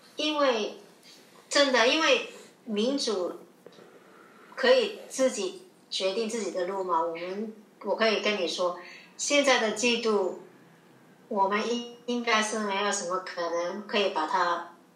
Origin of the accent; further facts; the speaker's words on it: Hong Kong; Chinese is a second language; 我们自己香港人